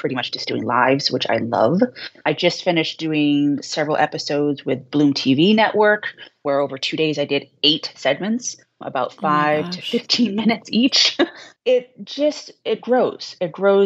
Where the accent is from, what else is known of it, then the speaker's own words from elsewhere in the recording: Boston, Massachusetts, United States; accent: Boston; I'm from Boston. We speak very quickly and I have a little bit of an accent